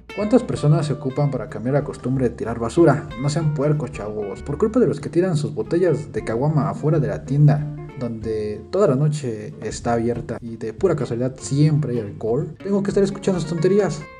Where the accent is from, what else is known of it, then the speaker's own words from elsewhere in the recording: Mexico; así somos los mexicanos, alegres y simpáticos